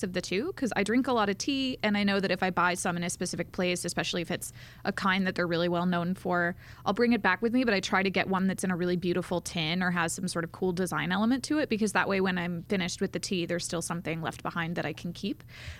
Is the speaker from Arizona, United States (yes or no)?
no; North Carolina, United States; now in New York City, United States; I'm from North Carolina